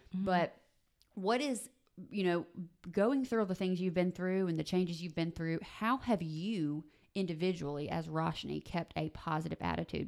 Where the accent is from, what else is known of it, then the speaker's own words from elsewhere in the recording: South Mississippi, United States; now in Tupelo, United States; I grew up in South Mississippi